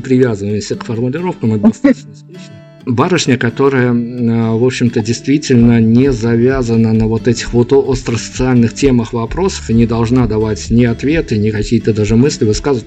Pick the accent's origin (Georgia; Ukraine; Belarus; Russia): Belarus; мы из Беларуси